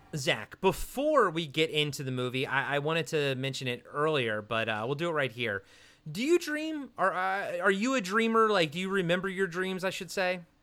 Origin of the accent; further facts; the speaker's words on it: Maryland, United States; I'm from Maryland